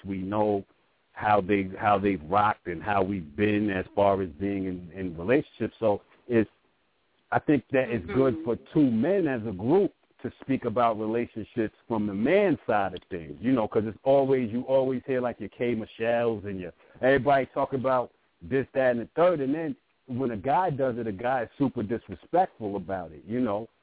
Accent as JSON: {"language": "English", "town": "Brooklyn", "region": "New York", "country": "United States", "said": "I'm from Brooklyn, so you know, back in the '90s, we was heavy on the on the Tims"}